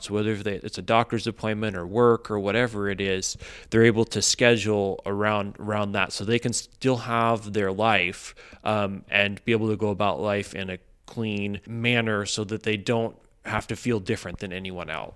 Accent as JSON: {"language": "English", "region": "Midwest", "country": "United States", "tie": "born or raised there", "moved": "yes", "lives_now": "Los Angeles, United States", "said": "I grew up in the Midwest, and in a very suburban environment."}